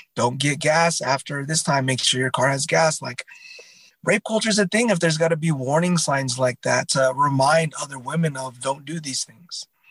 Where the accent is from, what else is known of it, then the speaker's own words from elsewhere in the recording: Southern California, United States; I come from Southern California, and I think it's just got that vibe of like go with the flow